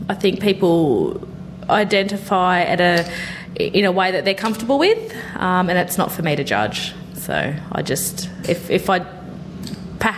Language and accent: English; Cardiff, New South Wales, Australia; also born or lived in Narromine, New South Wales / Rockhampton, Queensland (ancestry); Cardiff, primarily, yeah. So I moved to Newcastle when I was 10 from Narromine.